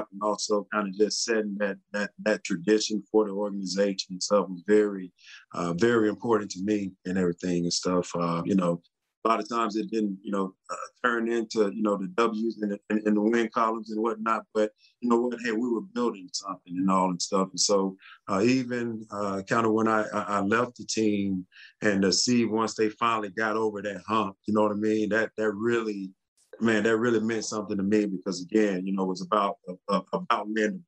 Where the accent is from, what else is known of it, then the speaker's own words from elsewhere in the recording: Texas, United States; how the experience that I had as a Texan from the, you know, from the very start, it was a first class organization